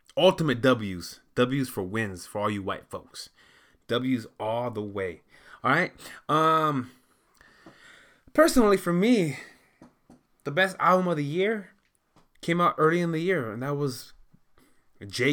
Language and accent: English; United States; I know that I'm, I'm American.